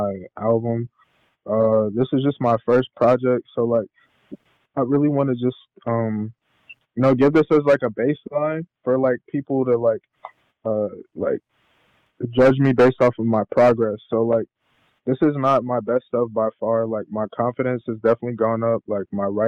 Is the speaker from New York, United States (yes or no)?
no; Burke, Virginia, United States; now in Atlanta, United States; I'm from Burke, Virginia